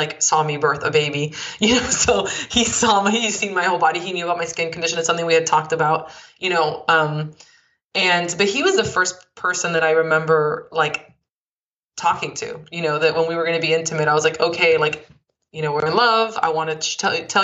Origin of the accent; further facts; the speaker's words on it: Miami, Florida, United States; I grew up in Miami, which I'm just similar